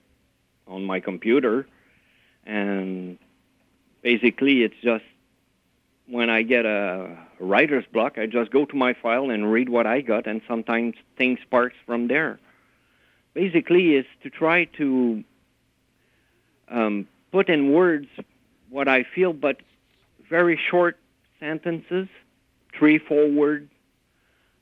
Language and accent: English; Montreal, Quebec, Canada; moved away as an adult; now in Ontario, Canada; I grew up in Montreal